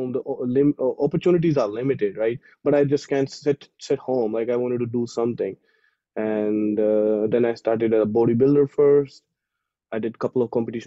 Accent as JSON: {"language": "English", "country": "India", "moved": "as an adult", "said": "as an Indian"}